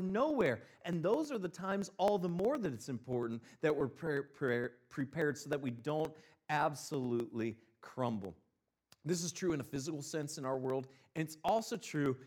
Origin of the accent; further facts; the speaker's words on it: Northeast Ohio, United States; moved away as an adult; also born or lived in Mississippi; I'm originally from Northeast Ohio, and then I moved down to Mississippi.